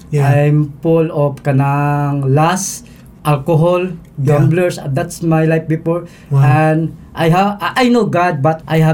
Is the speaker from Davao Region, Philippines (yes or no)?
yes; Davao City, Davao Region, Philippines; I grew up here in Davao City.